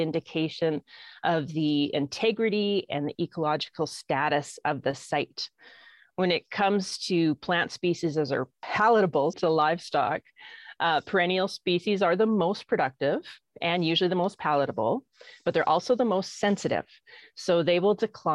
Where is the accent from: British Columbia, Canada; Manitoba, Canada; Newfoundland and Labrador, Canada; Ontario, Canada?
British Columbia, Canada; Okanagan; also born or lived in Peace River / Grande Prairie; now in Alberta, Canada; I was born and raised in the Okanagan